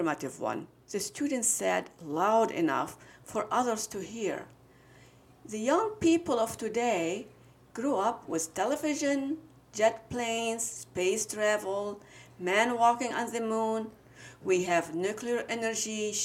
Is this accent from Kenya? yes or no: no; Lebanon; now in Michigan, United States; I'm from Lebanon.